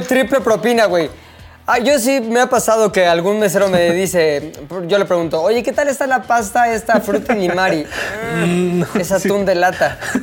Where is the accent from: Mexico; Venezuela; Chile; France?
Mexico; me salió lo mexa